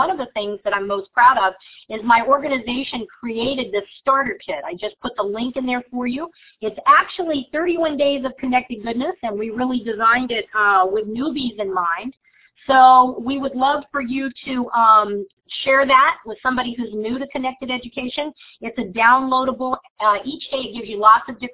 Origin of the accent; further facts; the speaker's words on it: Virginia Beach, Virginia, United States; from Virginia Beach